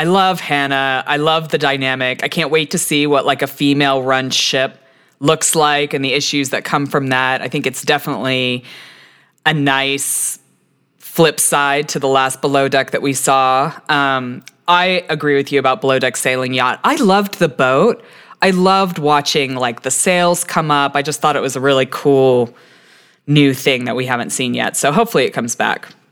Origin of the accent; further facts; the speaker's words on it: Texas, United States; now in Colorado, United States; I'm originally from Texas